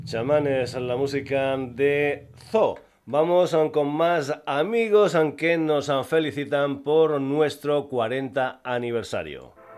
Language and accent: Spanish; Extremadura, Spain; el castúo de mi tierra